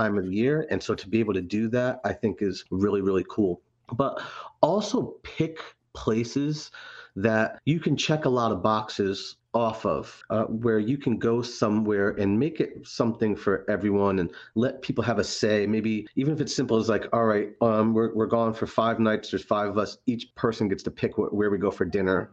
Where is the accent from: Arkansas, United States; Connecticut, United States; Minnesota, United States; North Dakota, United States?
Connecticut, United States; Haddam; also born or lived in Providence, Rhode Island; I grew up in Higginham, Connecticut, Haddam